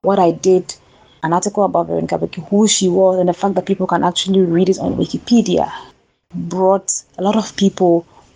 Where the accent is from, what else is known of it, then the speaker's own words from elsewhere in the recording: Ghana; I came back to my home country, Ghana